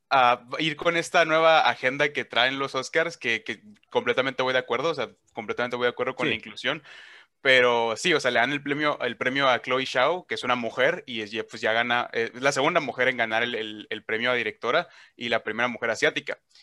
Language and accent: Spanish; Hermosillo, Sonora, Mexico; accent: northern; es de mi ciudad, es de Hermosillo, Sonora, de aquí el norte, ¿no? Se notan que tengo un acento